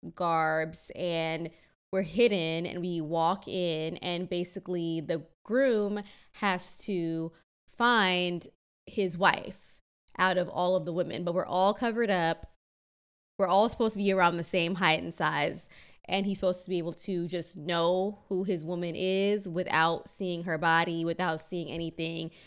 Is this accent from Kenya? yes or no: yes; Kenya; moved away; I'm Kenyan